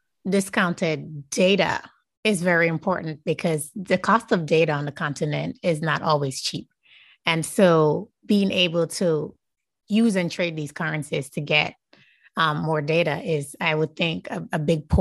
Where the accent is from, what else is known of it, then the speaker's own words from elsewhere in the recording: Jamaica; As a Jamaican myself.